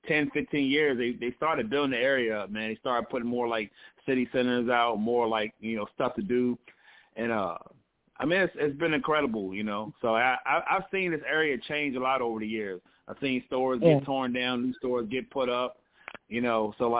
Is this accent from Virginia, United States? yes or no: yes; Hampton, Virginia, United States; now in Newport News, United States; I'm from Hampton, you know. I went to school out in Hampton, but I'm from this area, so all my life.